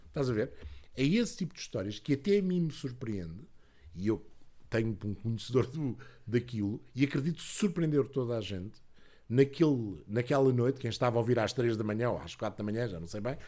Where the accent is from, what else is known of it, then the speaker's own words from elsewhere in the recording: Lisbon, Portugal; eu quando era miúdo, vivia em Lisboa